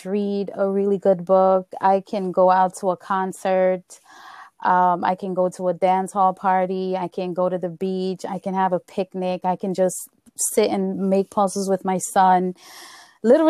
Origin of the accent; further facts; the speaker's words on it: Guyana; moved away; we're from Guyana. And we came from a small village in Guyana